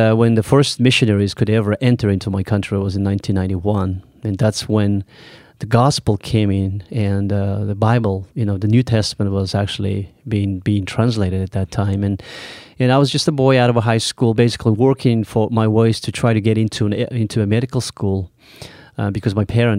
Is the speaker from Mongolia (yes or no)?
yes; Mongolia; I am from Mongolia.